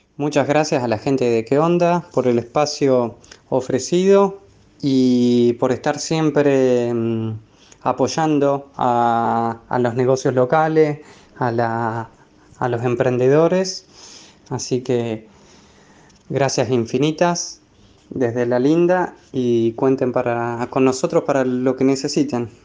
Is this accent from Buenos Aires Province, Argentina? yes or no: no; General Roca, Río Negro, Argentina; moved away as an adult; also born or lived in Wellington, New Zealand; now in New Zealand; soy de General Roca, Río Negro